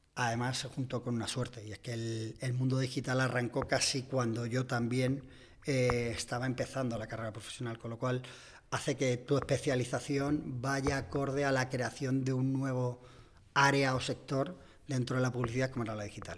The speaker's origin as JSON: {"language": "Spanish", "town": "Cabeza del Buey", "region": "Extremadura", "country": "Spain", "tie": "born or raised there", "moved": "as an adult", "lives_now": "Madrid, Spain", "said": "yo soy extremeño, soy además de un pueblecito"}